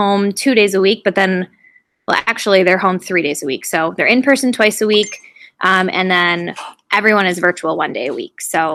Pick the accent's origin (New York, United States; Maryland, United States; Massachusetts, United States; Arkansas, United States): New York, United States; Liverpool; also born or lived in Oswego, New York; I just moved back to my hometown. I'm starting my 5th year currently in the Liverpool Central School District, which is just outside of Syracuse